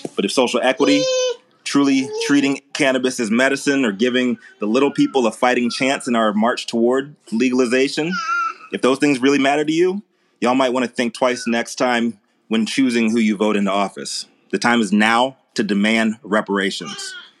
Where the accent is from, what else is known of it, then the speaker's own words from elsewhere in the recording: Virginia, United States; my home state of Virginia